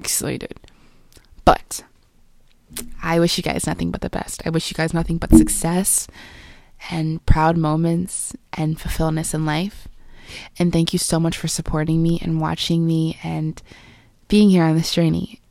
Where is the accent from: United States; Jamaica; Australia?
Jamaica; I am Jamaican, but maybe I'm not